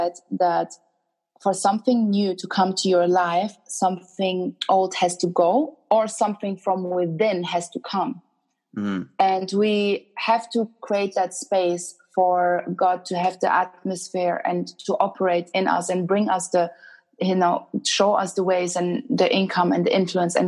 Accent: Sudan; also born or lived in Germany; now in London, United Kingdom; I'm originally from Sudan

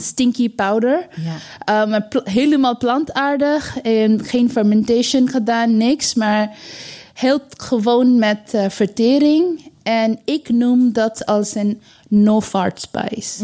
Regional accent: East India, India; Dutch is a second language; now in Netherlands; mijn ouders, wij komen uit Oost-India

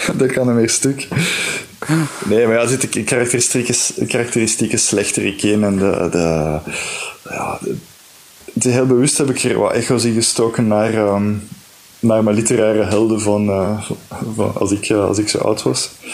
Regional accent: Flanders, Belgium; als Vlaming die dan ook eh, misschien met een Franstalige uitgever werkt

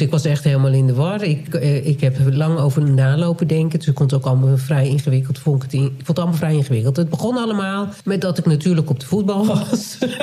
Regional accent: Nijkerk, Gelderland, Netherlands; moved away; wij zijn beide opgegroeid in Nijkerk

